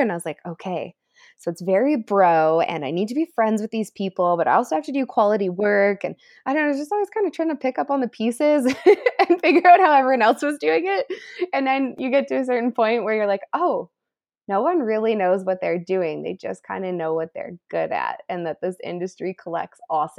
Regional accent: Calgary, Alberta, Canada; now in Whistler, Canada; I grew up in Calgary, Alberta.

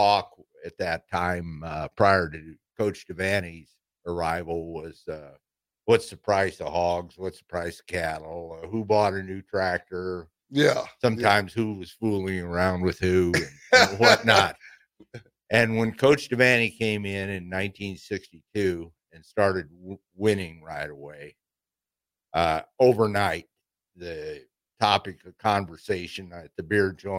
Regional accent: Ord, Nebraska, United States; I grew up in Ord, born there. Ord's right about 50 miles northwest of Grand Island, Nebraska

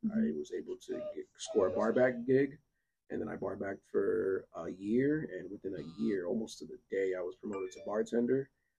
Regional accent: North Miami, Florida, United States; born and raised here in Miami-Dade County. This is my home. Miami, Florida is really all I know. You know, growing up in North Miami as a Zou, you feel me? A Haitian.

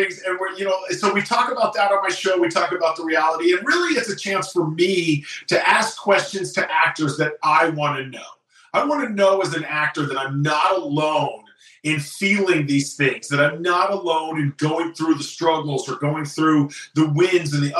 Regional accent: Bay Area, California, United States; now in Los Angeles, United States; I'm from the Bay Area

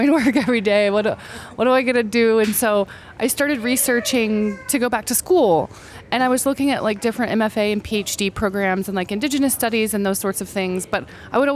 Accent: northeastern Oklahoma, United States; moved away as an adult; also born or lived in Stillwater, Oklahoma / Six Nations, Ontario, Canada; now in upstate New York, United States; I was born in Stillwater, Oklahoma, and I spent a bit of my childhood there. And then we moved up to northeastern Oklahoma / southwest Missouri

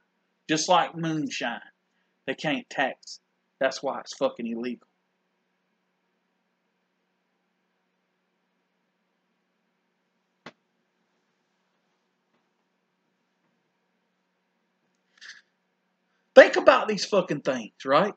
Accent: South Carolina, United States; also born or lived in New York; I'm from South Carolina and I'm a redneck

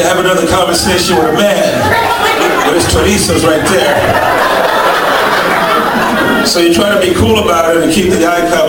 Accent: New York, United States; I'm from New York

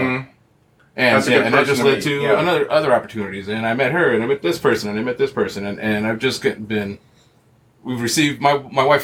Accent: Milwaukee, Wisconsin, United States; moved away as an adult; now in South Bend, United States; I was born and raised in Milwaukee, Wisconsin

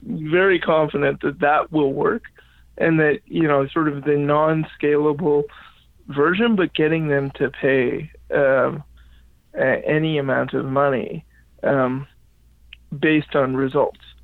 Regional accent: Regina, Saskatchewan, Canada; moved away as an adult; also born or lived in Halifax, Nova Scotia; I grew up in Regina, Saskatchewan. Okay. I was born and raised there

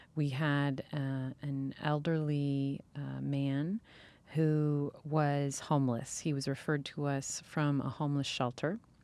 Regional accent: California, United States; I grew up in California

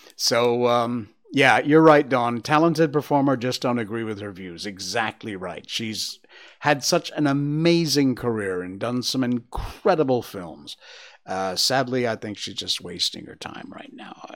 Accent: Northwest Connecticut, United States; now in Malaysia; my hometown in Northwest Connecticut

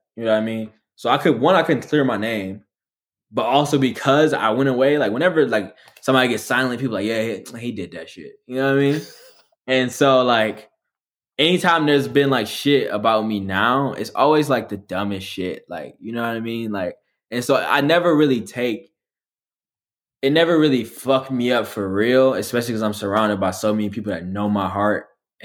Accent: Detroit, Michigan, United States; moved away as an adult; also born or lived in Los Angeles; I'm just a nigga from Detroit

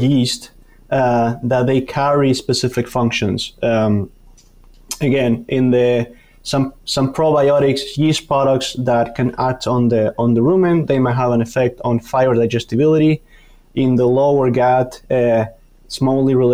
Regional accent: Argentina; moved away as an adult; also born or lived in Canada; now in Madison, United States; I'm originally from Argentina, did my PhD in Canada, and now here in Wisconsin

